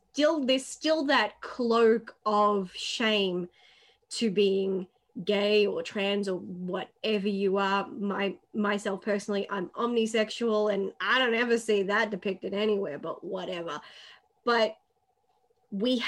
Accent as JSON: {"language": "English", "country": "Australia", "said": "I'm Australian. And the thing is, they know I'm Australian"}